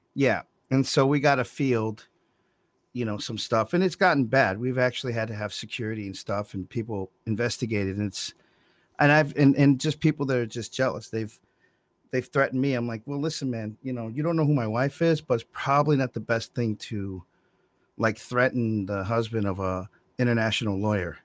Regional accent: Monroe, United States; I was born in Monroe

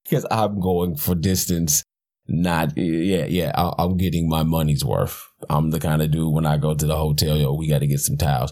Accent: Detroit, Michigan, United States; I'm from Detroit

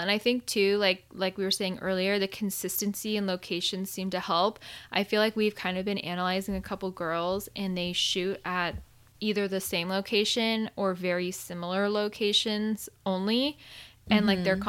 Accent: Arizona, United States; moved away; I grew up in Arizona my whole life and it was not a thing. And then I moved out here

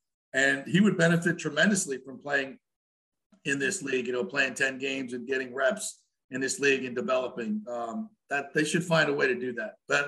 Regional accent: South Florida, United States; now in Tampa Bay, United States; I grew up in South Florida, so I wasn't a big hockey fan until I got to Tampa Bay in 97

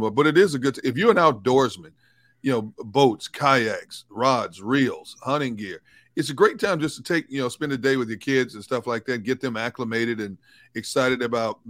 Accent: Milwaukee, Wisconsin, United States; When I was coming up as a kid, they would always have the boat show come to my hometown, Milwaukee

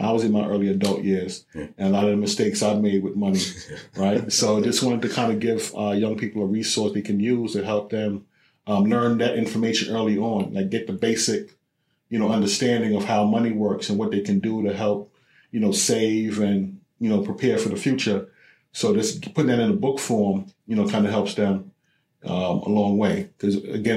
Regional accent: New York City, New York, United States; growing up in Brooklyn

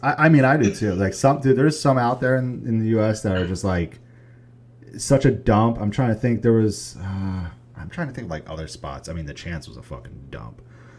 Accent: Poughkeepsie, New York, United States; When I grew up in Poughkeepsie, New York

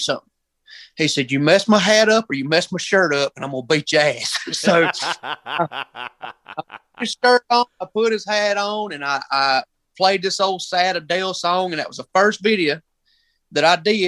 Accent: Union, South Carolina, United States; I'm from Union, South Carolina

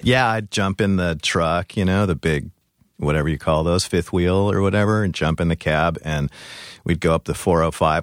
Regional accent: Orange County, California, United States; moved away; I'm from California originally. Where? Um, Orange, Orange County.

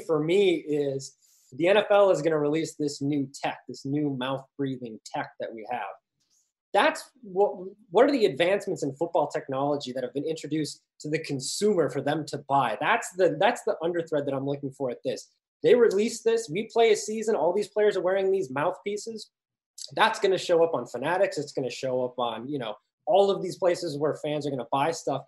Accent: Minnesota, United States; moved away; also born or lived in Chicago; a Northerner who grew up in Minnesota

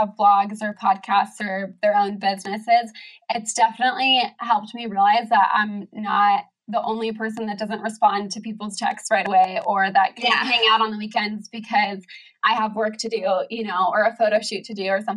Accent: San Diego, California, United States; moved away as an adult; now in Oregon, United States; I grew up in San Diego and I lived there all through college.

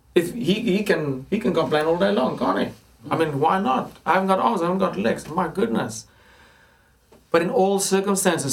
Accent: Johannesburg, Gauteng, South Africa; moved away as an adult; now in England; growing up in Johannesburg, it's a very affluent city.

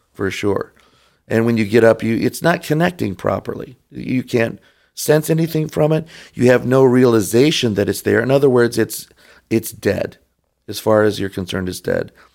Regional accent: Detroit, Michigan, United States; moved away; also born or lived in Rochester Hills, Michigan / Kodiak, Alaska; I grew up in Detroit.

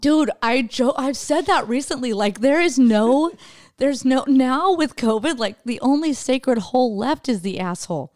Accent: Idaho, United States; now in California, United States; I'm from Idaho

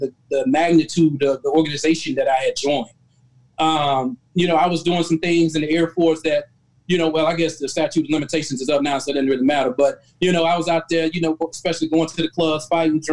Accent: Albany, Georgia, United States; moved away; I was from Albany, Georgia. It's a small town in Southwest Georgia

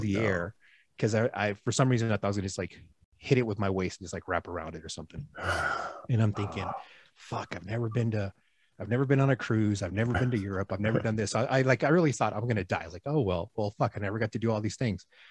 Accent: Houston, Texas, United States; moved away as an adult; also born or lived in East Coast / Gulf Coast; now in Reno, United States; I'm in Reno right now. I'm from Houston

